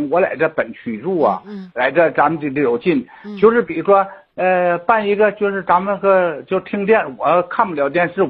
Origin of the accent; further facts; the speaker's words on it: Shenyang, Liaoning, China; 我老家呢在那个 呃，离咱这是四十里地是呃兴隆台，现在原来是佛，现在改成那个兴隆台。